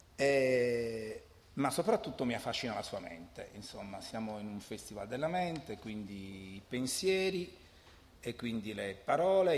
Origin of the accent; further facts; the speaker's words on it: Alghero, Sardinia, Italy; io sono di Alghero e quindi parlo il catalano